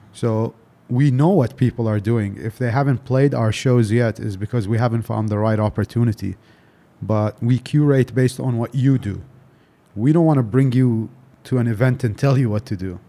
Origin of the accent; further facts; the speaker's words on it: Delhi, India; also born or lived in Dubai; I grew up in Delhi